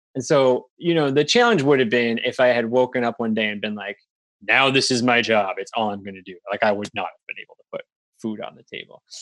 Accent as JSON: {"language": "English", "region": "Wisconsin", "country": "United States", "tie": "born or raised there", "moved": "as an adult", "lives_now": "Maine, United States", "said": "I grew up in Wisconsin"}